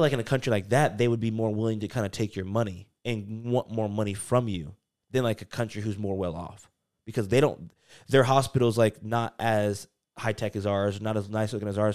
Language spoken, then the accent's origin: English; North Carolina, United States; I grew up in, like, North Carolina